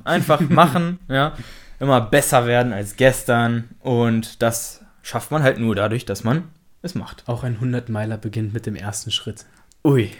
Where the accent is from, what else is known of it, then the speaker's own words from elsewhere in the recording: Braunschweig, Lower Saxony, Germany; wir sind 23 Jahre alt, kommen aus Braunschweig